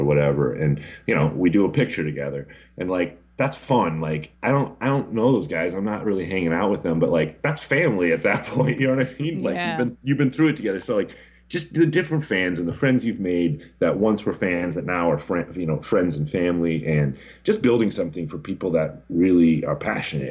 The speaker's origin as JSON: {"language": "English", "area": "Twin Cities", "region": "Minnesota", "country": "United States", "tie": "born or raised there", "said": "I grew up in the Twin Cities"}